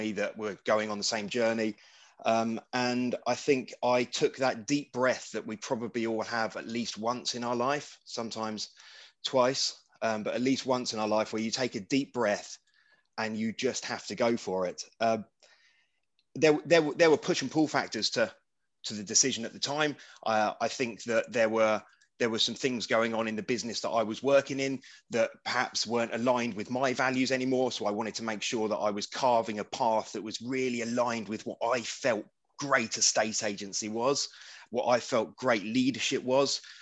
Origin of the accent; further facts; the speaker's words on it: Wokingham, South East England, United Kingdom; my hometown of Wokingham in Berkshire